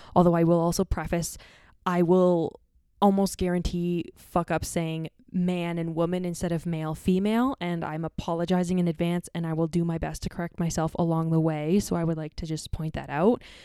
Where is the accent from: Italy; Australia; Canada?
Canada; Ontario; me growing up in North America and Canada, the, and Ontario more specifically